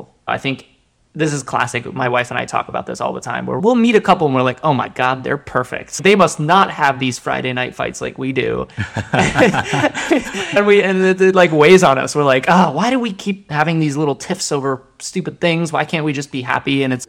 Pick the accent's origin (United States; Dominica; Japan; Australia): Japan; born there; And that was because I was born in Japan, and there was this sense of...